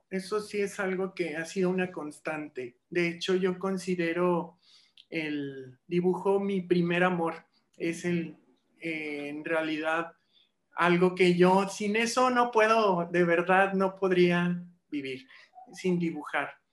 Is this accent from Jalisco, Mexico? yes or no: no; Mazatlán, Sinaloa, Mexico; Y bueno, desde allá, desde Mazatlán, mi, mi tierra natal, pues desde entonces daba clases en la Universidad de Durango y algunas otras, y acá trabajo para UVM y para Unitec, Universidades de Diseño